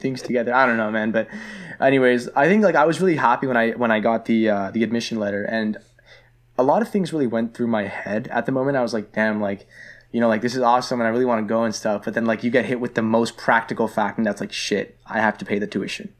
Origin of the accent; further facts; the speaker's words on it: Toronto, Ontario, Canada; moved away as an adult; also born or lived in Vaughan, Canada / Richmond Hill, Canada; I grew up in Scarborough